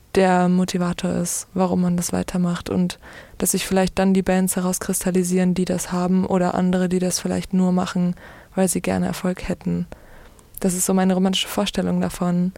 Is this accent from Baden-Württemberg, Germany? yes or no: no; Duisburg, North Rhine-Westphalia, Germany; moved away as an adult; also born or lived in Kiel; Ich bin in Duisburg aufgewachsen und bin zum Studium nach Kiel gezogen und habe relativ lange da gewohnt.